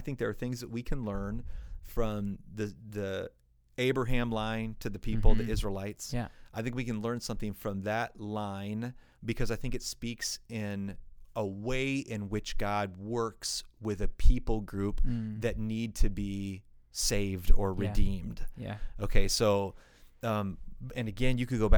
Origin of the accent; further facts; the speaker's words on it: United States; we're American